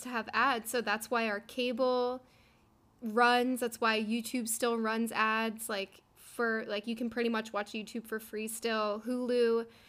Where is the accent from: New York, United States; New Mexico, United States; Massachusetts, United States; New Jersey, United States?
New Jersey, United States; we're all from New Jersey